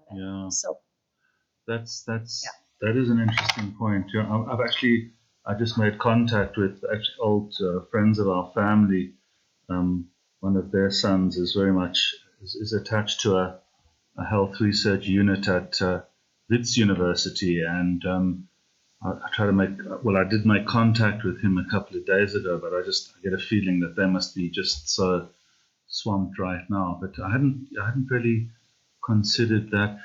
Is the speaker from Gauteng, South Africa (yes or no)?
no; Durban, KwaZulu-Natal, South Africa; moved away; I grew up in Durban as well